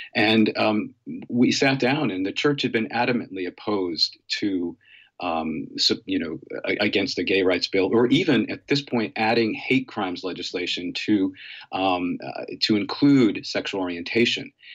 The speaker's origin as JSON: {"language": "English", "town": "Middletown", "region": "Connecticut", "country": "United States", "said": "I'm from Middletown and I went to Wesleyan."}